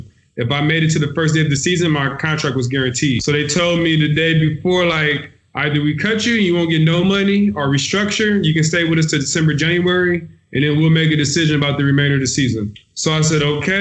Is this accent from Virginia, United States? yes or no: no; Compton, California, United States; moved away as an adult; also born or lived in Long Beach, California / Seattle, Washington; now in Italy; I'm from Compton, California. I went to Dominguez High School.